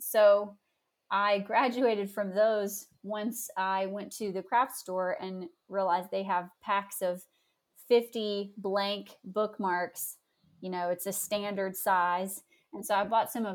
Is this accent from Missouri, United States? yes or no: no; Somerset, Kentucky, United States; now in Lexington, United States; my hometown of Somerset